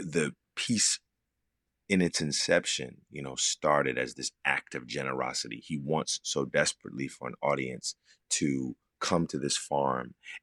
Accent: Philadelphia, Pennsylvania, United States; moved away; I grew up in Philadelphia, which is just a couple of hours away

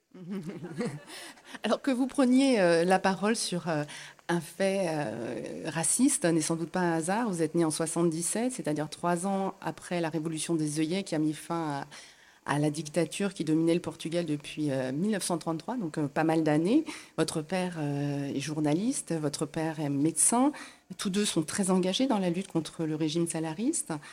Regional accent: France; chez nous en France

